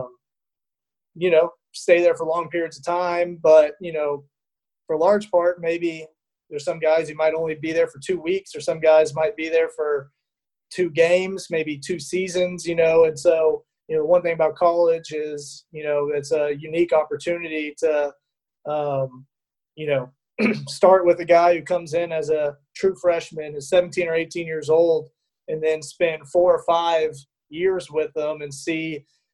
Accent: Dallas, Texas, United States; moved away as an adult; also born or lived in Fort Worth, Texas / Utah; now in Louisiana, United States; I'm from Dallas, Texas, originally

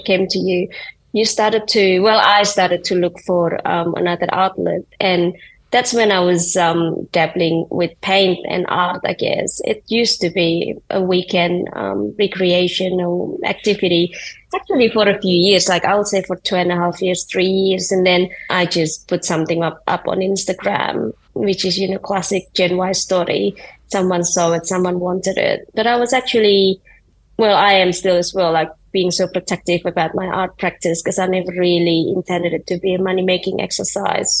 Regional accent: Indonesia; moved away; I grew up in Indonesia and I had very little understanding of what design is, let alone art.

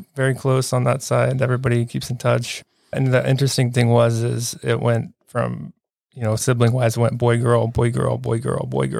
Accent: Charlotte, North Carolina, United States; also born or lived in Savannah, Georgia / Atlanta, Georgia / Columbia; I grew up in Charlotte, North Carolina here, so I'm a local

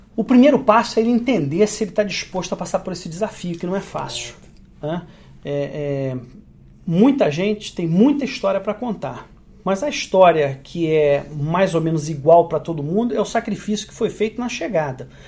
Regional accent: Brazil; moved away as an adult; now in Canada; eu sou tão brasileiro quanto vocês

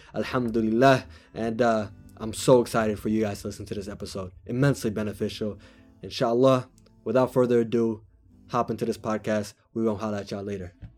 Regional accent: Washington, United States; also born or lived in California; I grew up in Washington

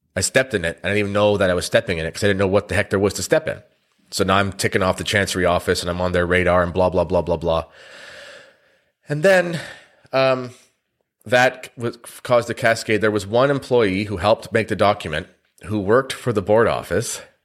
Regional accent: Canada; I'm a Canadian

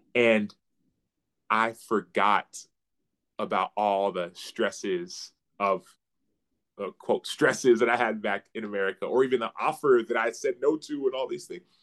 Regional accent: Dallas, Texas, United States; I grew up in Dallas. Uh, my parents were born and raised in Nigeria

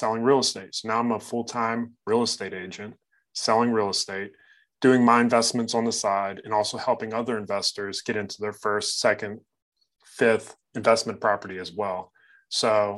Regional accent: Frederick, Maryland, United States; I grew up in Frederick, Maryland

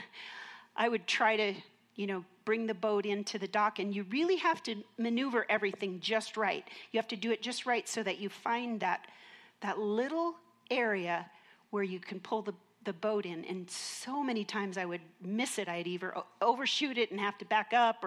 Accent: Minnesota, United States; I grew up in Minnesota

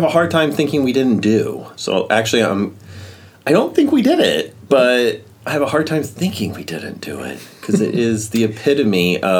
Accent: New Jersey, United States; accent: tinge of southern; also born or lived in Tennessee / Kentucky; I was born in Tennessee. My family's from Kentucky. But when I was 5, moved to New Jersey. And so... predominantly don't have any kind of southern accent, but I do have a tinge of it

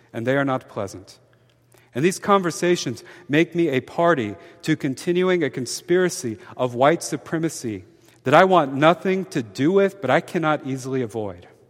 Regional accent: Mobile, Alabama, United States; I'm from Mobile, Alabama. My hometown has an infamously

